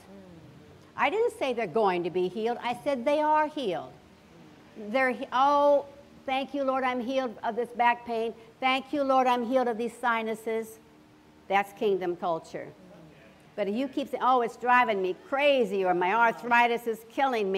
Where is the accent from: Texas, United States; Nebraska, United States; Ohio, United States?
Nebraska, United States; I grew up in Nebraska, and I lived on an acreage.